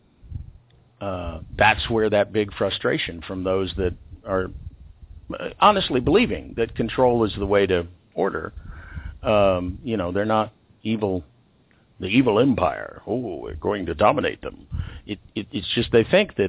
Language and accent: English; Texas, United States; now in Central America; I'm from Texas.